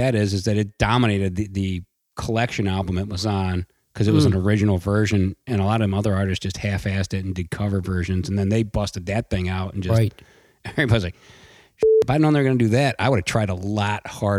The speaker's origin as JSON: {"language": "English", "region": "Ohio", "country": "United States", "said": "they played it on Big Chuck and Little John here in Cleveland, Ohio, for those of you who don't know, because obviously I've never mentioned that I'm from Ohio on the show."}